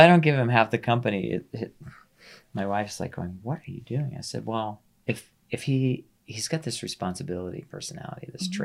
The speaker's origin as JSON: {"language": "English", "region": "Maryland", "country": "United States", "tie": "born or raised there", "moved": "yes", "lives_now": "Colorado, United States", "said": "I grew up in Maryland"}